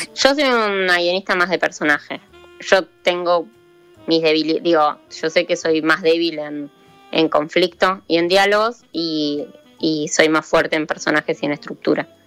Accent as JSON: {"language": "Spanish", "town": "Chilecito", "region": "La Rioja", "country": "Argentina", "moved": "yes", "lives_now": "Buenos Aires, Argentina", "said": "soy de La Rioja, de Chilecito"}